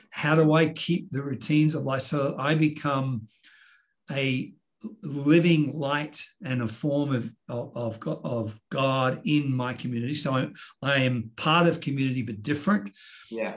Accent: Sydney, New South Wales, Australia; also born or lived in New York, United States; born and raised in Sydney

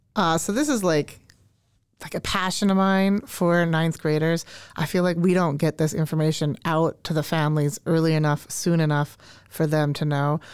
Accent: Canada; now in Minnesota, United States; I grew up in Canada, uh, and so I say grade nine, and I do not say ninth grade

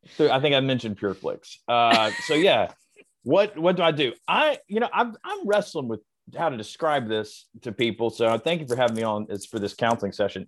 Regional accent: the South, United States; I was raised in the South

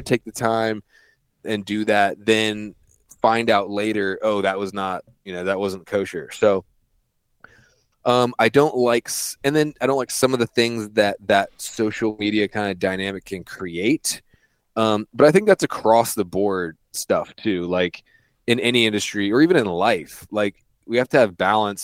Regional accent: East Coast, United States; I grew up on the East Coast, so my dad had me out in, like, dove fields and stuff when I was seven, eight years old

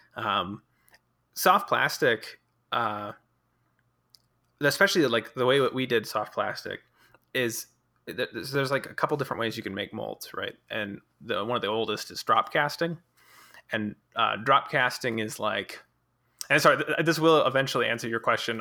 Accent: Colorado, United States; moved away as an adult; I was actually from Colorado

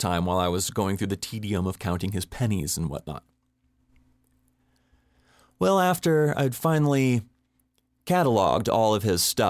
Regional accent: Boulder, Colorado, United States; he looked at me funny because he knew I was from Boulder and he assumed that I was just a hippie freak in, business casual clothing.

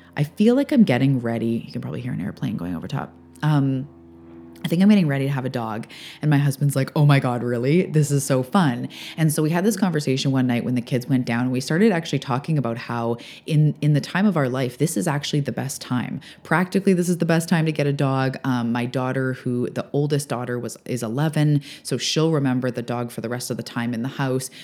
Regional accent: British Columbia, Canada; also born or lived in Vancouver area; now in Vancouver Island, Canada

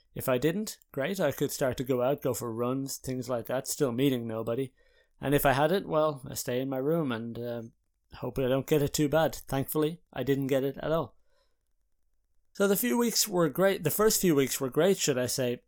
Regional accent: Ireland; now in Haarlem, Netherlands; as an Irish person

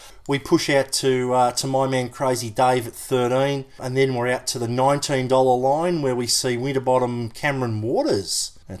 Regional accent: New Zealand; I'm from New Zealand.

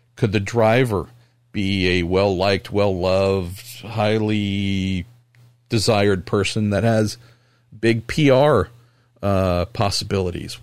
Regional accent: California, United States

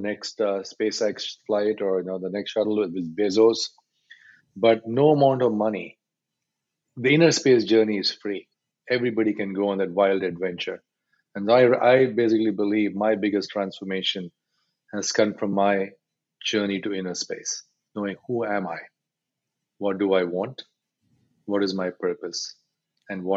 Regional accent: India; I'm Indian male, 53 years old.

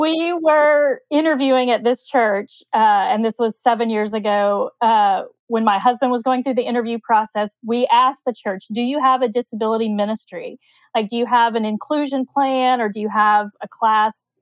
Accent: Oklahoma, United States; I grew up in Oklahoma

